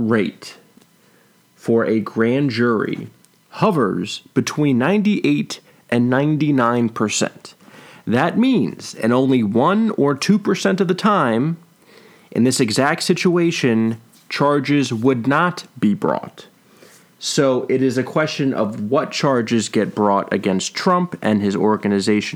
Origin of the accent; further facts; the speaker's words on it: New York, United States; New York pride here for my home state